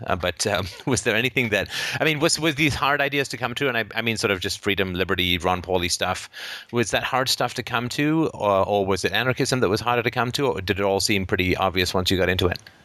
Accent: Canada; from Canada

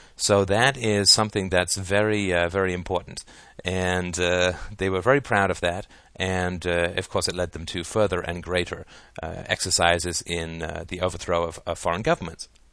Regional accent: England, United Kingdom; moved away; I grew up in England where the British Empire was

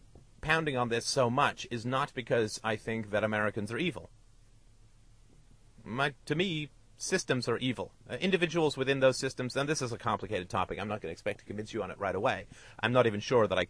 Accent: United Kingdom; I'm British

